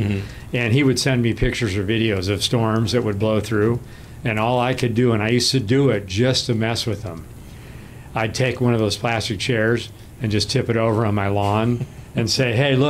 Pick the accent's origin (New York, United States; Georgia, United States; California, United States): California, United States; I grew up in California. Sure. Been here my whole life